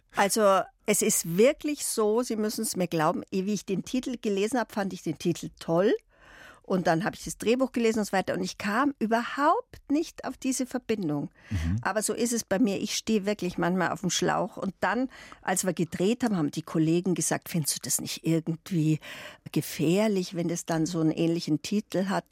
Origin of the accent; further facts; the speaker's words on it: Munich, Bavaria, Germany; accent: Bavarian; Ich bin in Freimann aufgewachsen